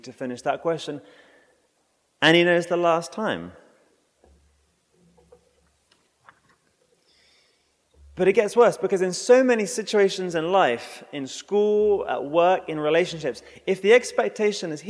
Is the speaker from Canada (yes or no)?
no; England, United Kingdom; moved away; I'm English